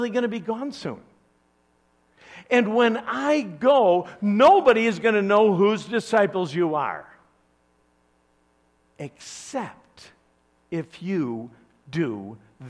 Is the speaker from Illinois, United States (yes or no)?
yes; Chicago, Illinois, United States; I'm from Chicago